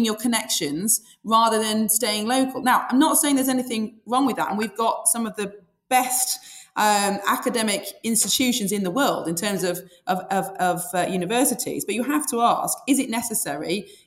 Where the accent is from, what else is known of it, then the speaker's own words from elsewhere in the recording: Sheffield, Yorkshire and the Humber, United Kingdom; I've born and bred in Sheffield and lived there all my life